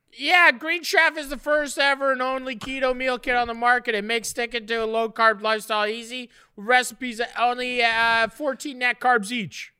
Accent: Ontario, Canada; also born or lived in Nova Scotia; I was in grade four, and it, it was when we moved to Ontario from Nova Scotia

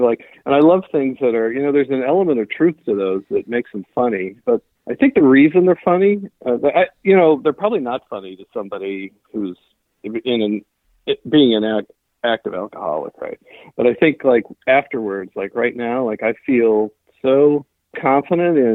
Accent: Pennsylvania, United States; now in Seattle, United States; I'm originally from Pennsylvania, really super small town of about 200 people.

